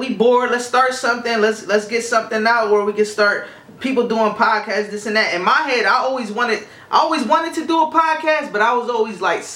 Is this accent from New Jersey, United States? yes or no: yes; Camden, New Jersey, United States; moved away; I'm originally from Camden, New Jersey. Shout out my hometown.